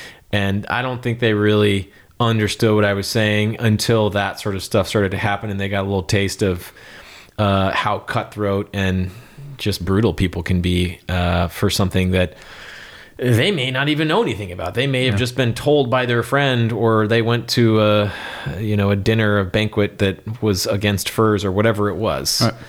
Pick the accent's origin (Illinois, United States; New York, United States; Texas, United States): Texas, United States; We're wild West Texas quail in a Stetson out there and amongst the, you know, mesquite and thorns and all that kind of stuff.